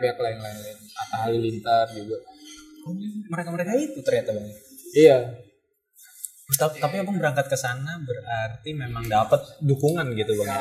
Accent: Indonesia; gue datang dari Indonesia

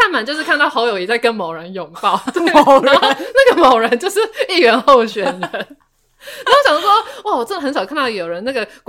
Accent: Taiwan; first language Taiwanese Hokkien; Chinese is a second language; 因为身为一位台语母语者，你你要讲好好做事，你要讲呵呵这代志，绝对不是吼吼

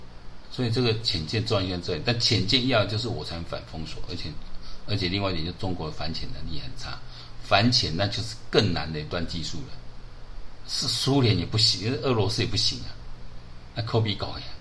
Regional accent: Taiwan; 你选举出来是害我们台湾人转播啊！

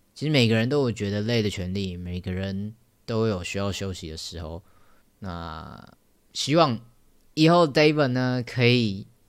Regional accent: Taoyuan, Taiwan; moved away as an adult; now in Taipei, Taiwan; 我老家在桃园，然后我现在还搬到台北来住

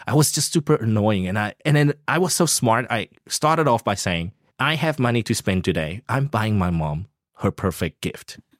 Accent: South Africa; now in Taiwan; I come from South Africa, a developing country.

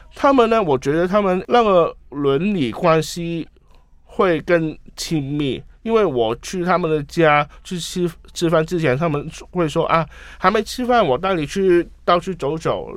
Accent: Hong Kong; Chinese is a second language; 我是香港人

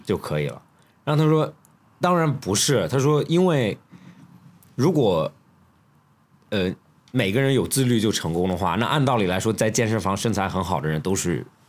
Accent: Australia; moved away; 你小时候在学校，他逼着你干很多事情 就特别在澳洲

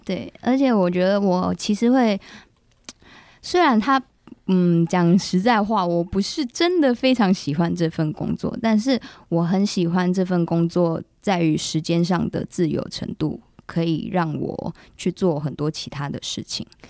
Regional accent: Kaohsiung, Taiwan; now in Taipei, Taiwan; 因为我是高雄人

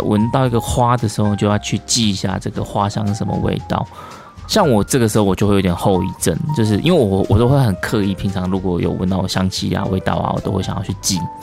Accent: southern Taiwan, Taiwan; now in Taipei, Taiwan; 因为我是南部人来台北嘛

